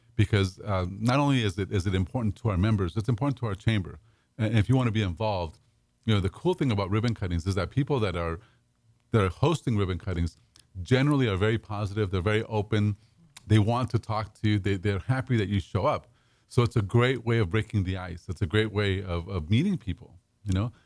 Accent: Pasadena, California, United States; also born or lived in Dallas; now in Houston, United States; I grew up in Pasadena

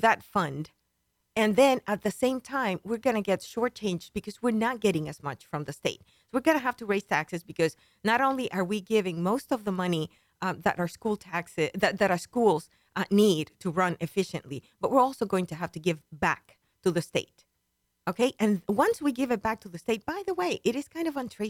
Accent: Dominican Republic; also born or lived in Washington, D.C., United States; now in Montgomery County, Texas, United States; I was born and raised in the Dominican Republic, spent most of my time in my grandparents' farm

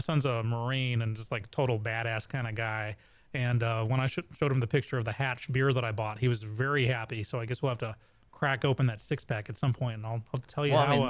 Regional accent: England, United Kingdom; now in Texas, United States; I grew up in England

